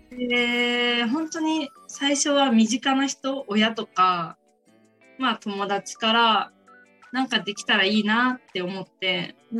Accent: Ibaraki, Japan; moved away as an adult; now in Miyakojima, Japan; 地元は茨城なんですけども

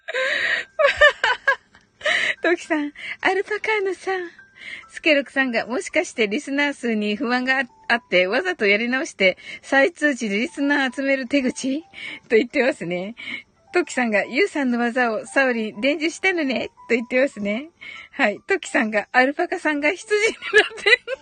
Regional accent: Kyushu, Japan; 九州人なんでね、発音がね

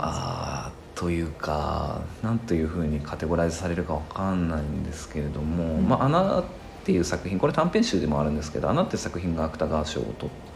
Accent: Toyama, Japan; 子供の頃はあの、まあ、富山で生まれたのでね、立山連峰とか見てた

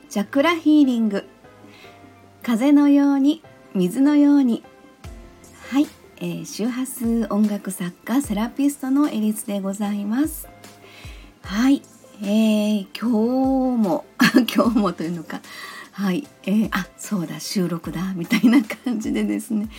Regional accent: Kansai, Japan; この喋り方を聞いていただいてもわかるように、まあ、生まれも育ちも関西なんですよね。

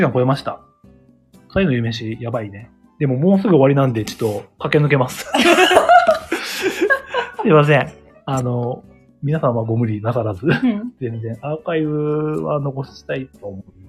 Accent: Ashikaga, Tochigi, Japan; 自分の地元はね

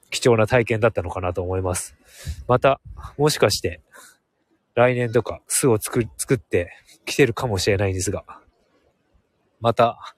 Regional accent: Hokkaido, Japan; also born or lived in Sapporo; 僕はもう明後日には、札幌に戻る予定なので

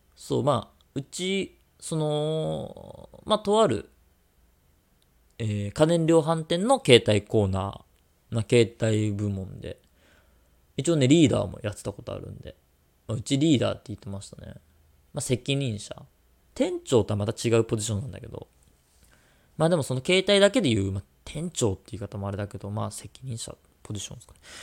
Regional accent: Tokyo, Japan; now in Kanagawa, Japan; もう東京生まれで東京育ち。で、今もう神奈川住んでる

